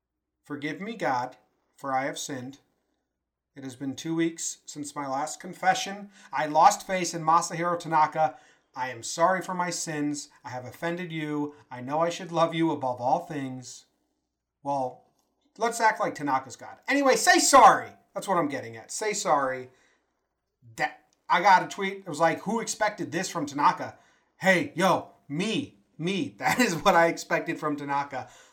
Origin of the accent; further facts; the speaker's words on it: Connecticut, United States; now in Denver, United States; We are transplanted Yankee fans, originally from Connecticut.